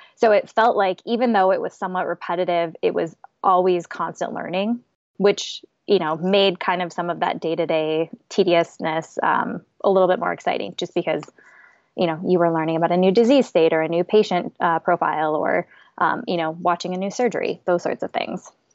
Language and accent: English; South Dakota, United States; now in Minneapolis, United States; live in Minneapolis. I'm originally from South Dakota